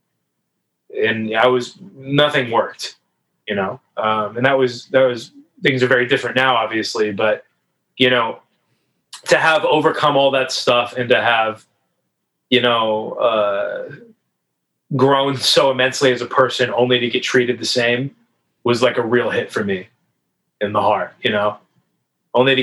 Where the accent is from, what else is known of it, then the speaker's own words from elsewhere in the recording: Northeast, United States; I'm from the Northeast